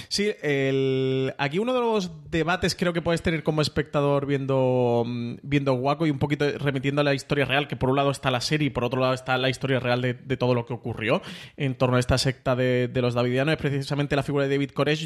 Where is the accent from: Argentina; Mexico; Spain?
Spain; como espectador español